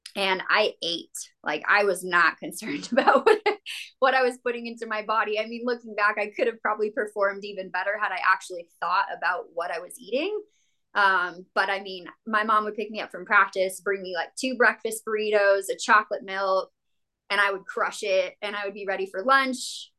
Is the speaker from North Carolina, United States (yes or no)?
no; New Mexico, United States; also born or lived in Las Cruces, New Mexico; now in Denver, United States; I grew up in a small town in New Mexico.